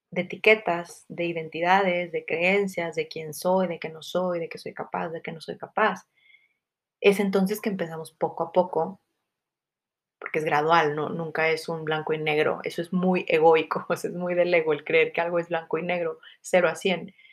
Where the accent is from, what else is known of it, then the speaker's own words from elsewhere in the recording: Mexico; soy mexicana, eh, tengo tal color de piel